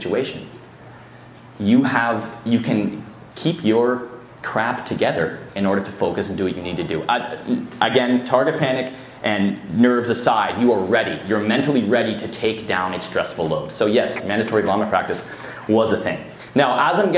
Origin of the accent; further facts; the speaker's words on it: Canada; from Canada